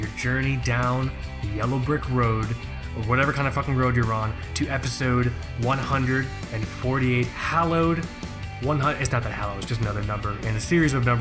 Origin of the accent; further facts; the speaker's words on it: Florida, United States; moved away as an adult; We're both from Florida